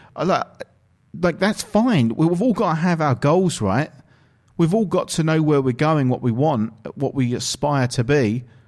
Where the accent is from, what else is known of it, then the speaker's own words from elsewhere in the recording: England, United Kingdom; I'm actually from England, from the United Kingdom